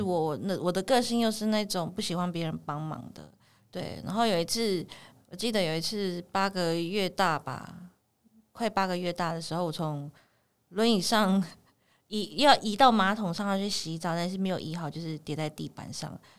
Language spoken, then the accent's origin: Chinese; Taiwan; 我们自己原住民的特色